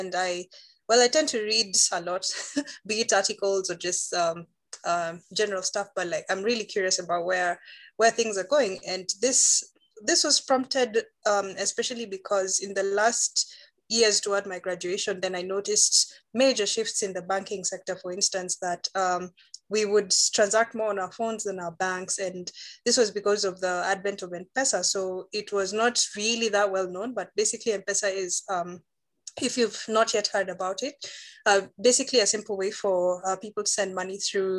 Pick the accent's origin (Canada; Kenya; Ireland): Kenya; Nairobi; I've just been born, studied, and pretty much lived in Nairobi